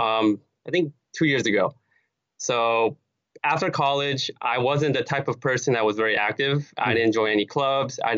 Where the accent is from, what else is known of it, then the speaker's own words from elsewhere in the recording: Los Angeles, California, United States; also born or lived in Cerritos; LA is my hometown.